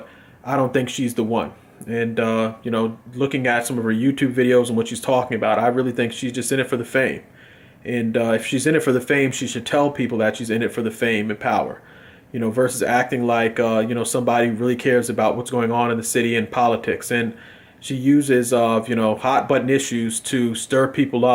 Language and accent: English; United States; I'm a Democrat from America